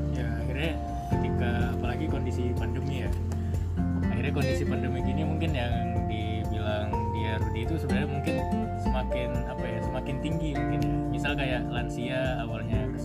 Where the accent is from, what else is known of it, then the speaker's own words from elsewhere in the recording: Medan, North Sumatra, Indonesia; moved away as an adult; also born or lived in Surabaya; aku kan uh, rantau dari Medan jadi ya awal-awal kuliah di Surabaya di Universitas Erlangga